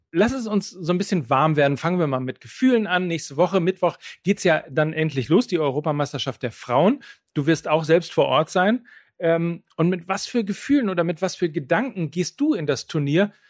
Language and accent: German; Germany; bei uns in Deutschland